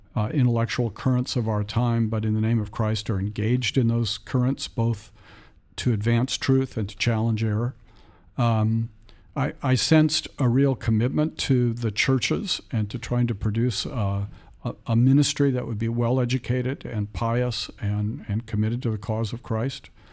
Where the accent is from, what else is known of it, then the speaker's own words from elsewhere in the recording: San Francisco Bay Area, Northern California, United States; I was raised in the San Francisco Bay Area in Northern California